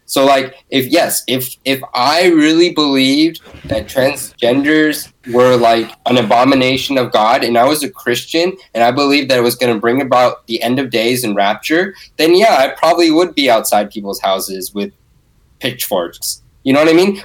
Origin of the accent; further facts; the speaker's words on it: Bay Area, California, United States; I grew up in the Bay Area